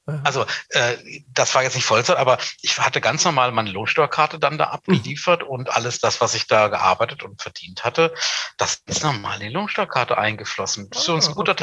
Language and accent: German; Hanover, Lower Saxony, Germany; in meiner Heimatstadt Hannover